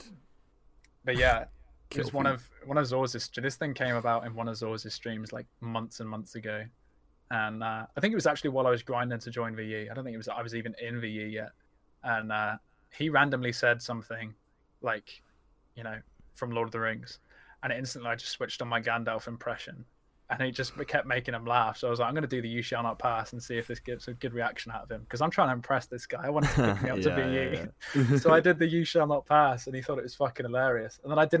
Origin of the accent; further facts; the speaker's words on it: Scotland, United Kingdom; I'm Scottish.